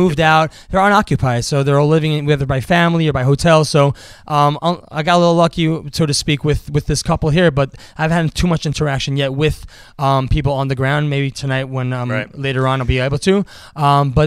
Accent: New York, United States; I'm from New York

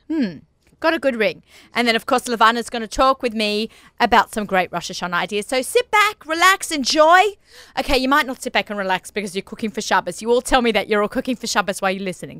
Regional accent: Australia; moved away; I'm Australian

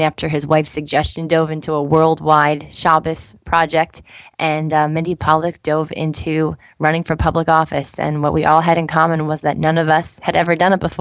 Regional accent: New Jersey, United States; I grew up in New Jersey

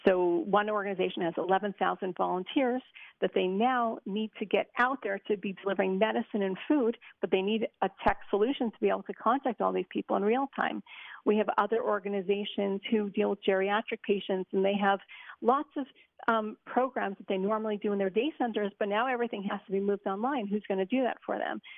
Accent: Montreal, Quebec, Canada; now in Israel; Originally from Montreal

